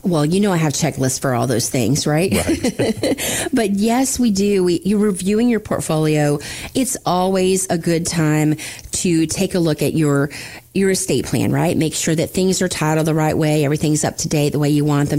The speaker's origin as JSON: {"language": "English", "region": "the Panhandle of Florida", "country": "United States", "tie": "born or raised there", "also_born_or_lived": "Tampa Bay area, Florida", "said": "I grew up in the Panhandle of Florida with the world's most beautiful beaches"}